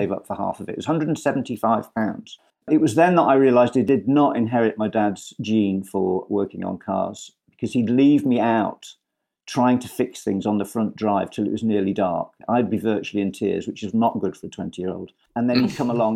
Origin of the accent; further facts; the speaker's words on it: Scunthorpe, Yorkshire and the Humber, United Kingdom; also born or lived in United States; now in Cotswolds, United Kingdom; I'm a northerner, I'm from Scunthorpe.